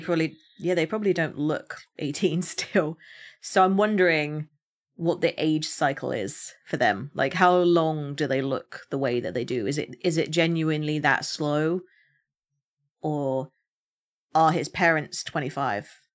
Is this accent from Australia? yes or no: no; United Kingdom; as a Brit